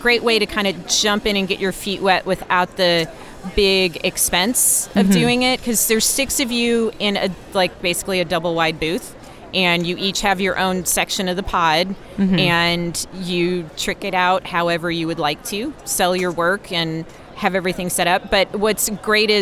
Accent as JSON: {"language": "English", "region": "North Carolina", "country": "United States", "tie": "born or raised there", "said": "I grew up in North Carolina"}